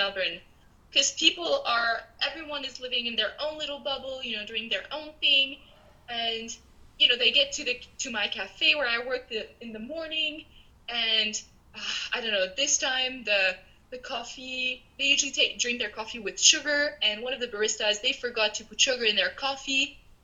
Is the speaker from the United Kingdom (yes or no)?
no; Canada; moved away; also born or lived in Peru; I'm Canadian